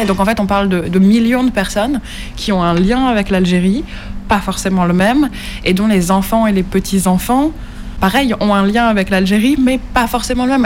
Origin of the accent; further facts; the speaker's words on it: France; also born or lived in Nancy; je suis française